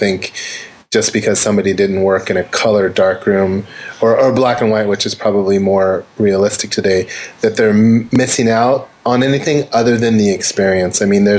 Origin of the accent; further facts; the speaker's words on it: Santa Monica, California, United States; But, you know, being born in California or Southern California, I was born in Santa Monica, and grew up here